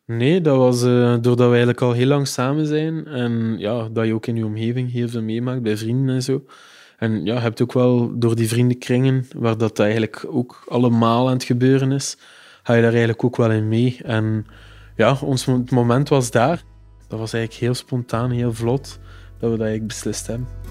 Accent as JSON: {"language": "Dutch", "town": "Ghent", "region": "Flanders", "country": "Belgium", "tie": "born or raised there", "said": "Ik ben een geboren Gentenaar en ook alles doorlopen, dus schoolgaande jeugd, hogere studies, allemaal in Gent gedaan"}